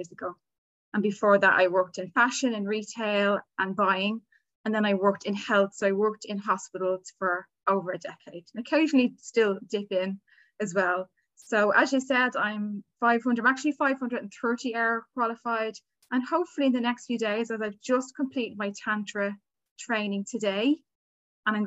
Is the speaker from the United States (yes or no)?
no; Dublin, Leinster, Ireland; I'm here in Dublin, Ireland, where I was born, where I've lived all my life.